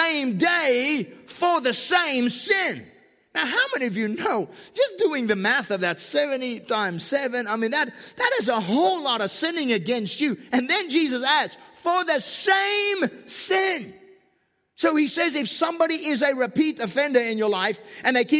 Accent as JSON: {"language": "English", "country": "South Africa", "moved": "yes", "lives_now": "Southern California, United States", "said": "I'm from South Africa"}